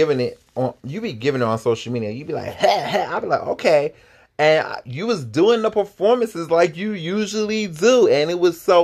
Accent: East Coast, United States; I'm from the East Coast.

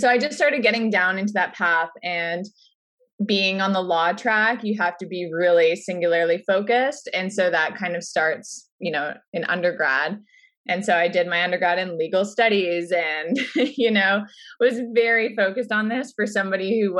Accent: Orangeville, Ontario, Canada; I grew up in Orangeville

